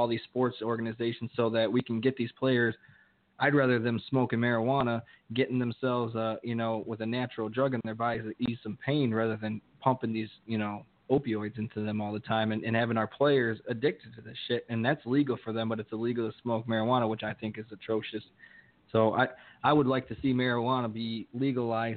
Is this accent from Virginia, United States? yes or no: no; Ohio, United States; also born or lived in Tucson; me and Brian are from actually the same small town in Ohio